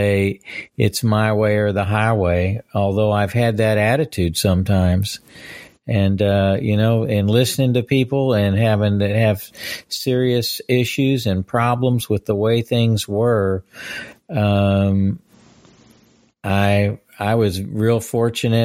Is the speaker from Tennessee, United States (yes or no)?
no; Fort Worth, Texas, United States; also born or lived in California / upstate New York; I grew up in Fort Worth